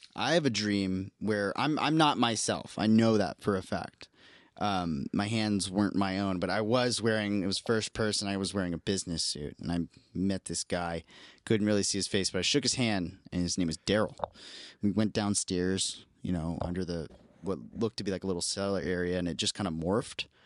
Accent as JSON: {"language": "English", "town": "Columbus", "region": "Ohio", "country": "United States", "said": "my family and I'm from Columbus, Ohio"}